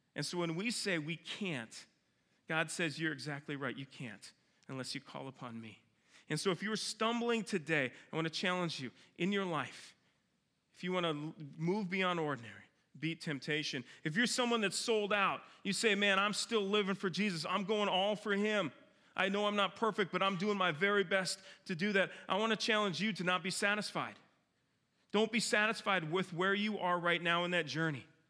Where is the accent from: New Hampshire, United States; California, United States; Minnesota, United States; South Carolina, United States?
Minnesota, United States; moved away; I grew up in Minnesota